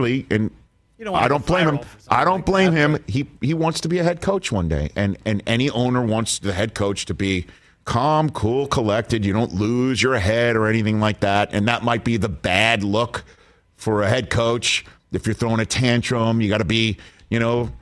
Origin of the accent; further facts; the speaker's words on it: New York, United States; I'm a New Yorker